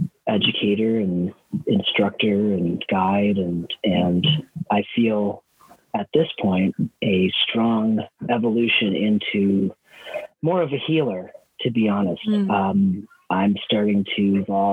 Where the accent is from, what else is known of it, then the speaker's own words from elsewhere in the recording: Wisconsin, United States; moved away as an adult; also born or lived in Idaho; I grew up in Wisconsin on a dairy farm. I moved to Idaho when I was 18